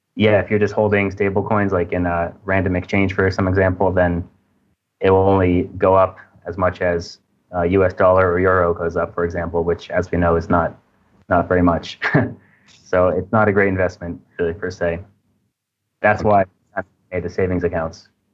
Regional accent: United States; moved away as an adult; now in Indonesia; I'm from America originally, but currently I'm living in Indonesia

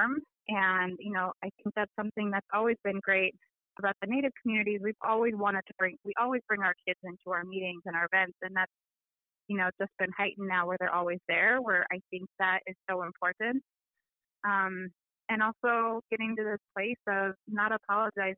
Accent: Wrangell, Alaska, United States; also born or lived in Juneau, Alaska; now in Anchorage, United States; I am originally from Wrangell and Juneau, although I currently live here on the Dena'ina lands in Anchorage

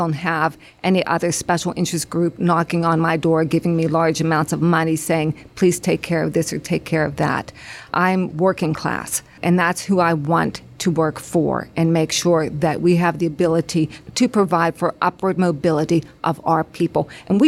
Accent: Beaver County, Pennsylvania, United States; I grew up in Beaver County. I graduated from Freedom High School. I've lived specifically in the 15th District for 31 years.

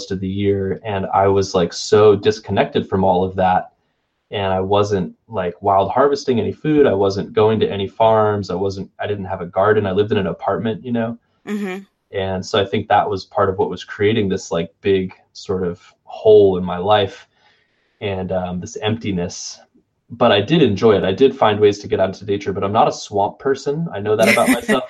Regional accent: Pflugerville, Texas, United States; also born or lived in Florida; I grew up moving around Texas, and I spent a fair amount of my time up in Pflugerville, which is just north of Austin

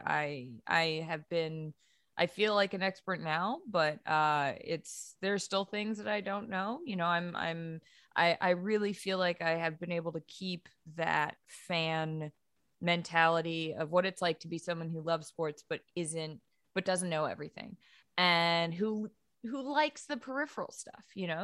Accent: New England, United States; I'm from New England

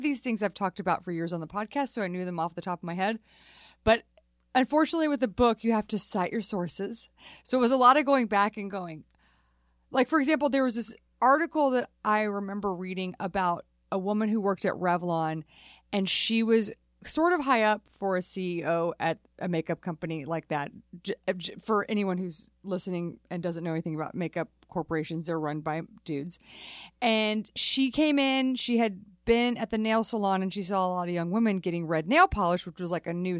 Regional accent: California, United States; As a Californian

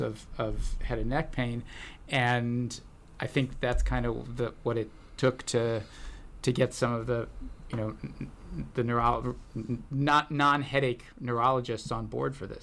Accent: United States; now in Santa Barbara, United States; I was brought up uh, right outside of D.C.

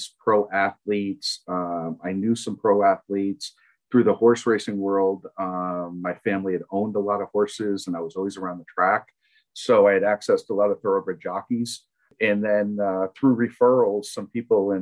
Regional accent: Saratoga Springs, New York, United States; also born or lived in Lake Placid, New York; I grew up in upstate New York in Saratoga Springs

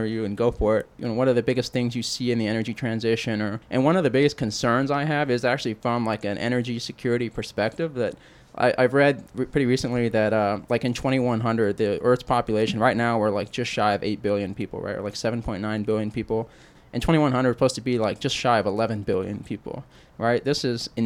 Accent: New Mexico, United States; moved away as an adult; also born or lived in Arizona / Israel; now in Houston, United States; I grew up in New Mexico, hanging out in the mountains

